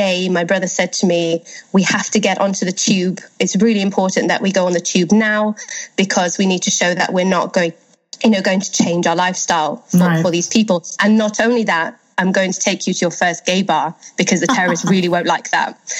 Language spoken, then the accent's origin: English; United Kingdom; moved away as an adult; now in Italy; it's my home country